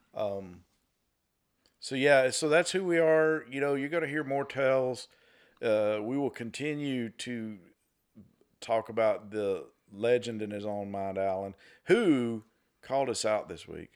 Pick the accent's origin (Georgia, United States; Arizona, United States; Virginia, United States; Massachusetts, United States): Georgia, United States; Northwest; born and raised in Northwest Georgia